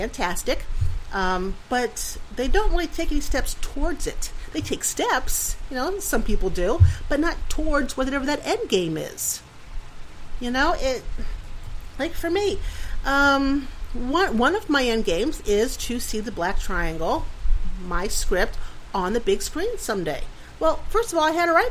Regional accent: Pennsylvania, United States; moved away; I'm from Pennsylvania, so Steelers

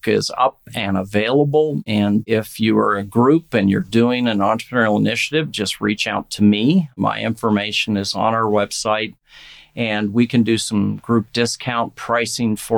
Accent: Nebraska, United States; our partnership in my home state. I'm really excited with the Nebraska Community Foundation

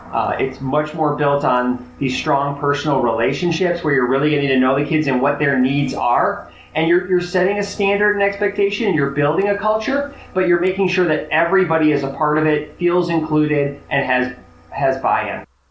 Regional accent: Chicago, Illinois, United States; I grew up in Chicago, so it was Big Ten country.

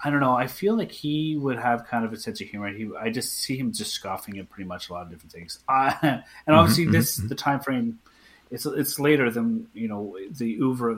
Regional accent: Canada; I'm Canadian

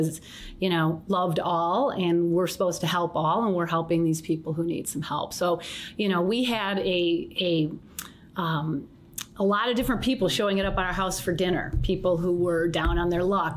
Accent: St. Johns, Michigan, United States; also born or lived in Detroit, Michigan; I was born down here, and I grew up here in a little town called St. John's, Michigan

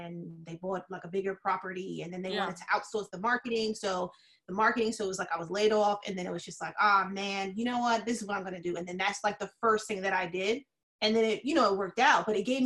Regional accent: Yonkers, New York, United States; accent: New York; now in Florida, United States; I'm from Yonkers

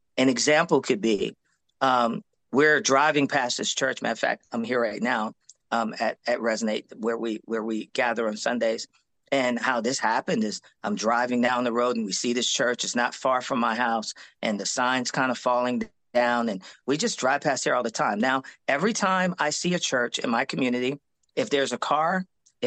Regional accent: New York, United States; moved away; also born or lived in Korea; I'm from New York

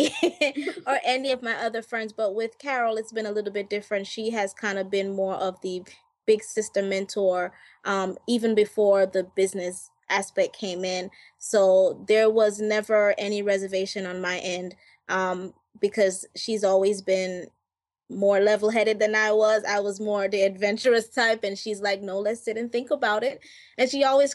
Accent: Jamaica; I'm from Jamaica

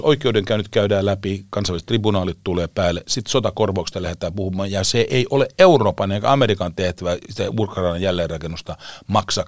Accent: Finland; mä olen Suomesta

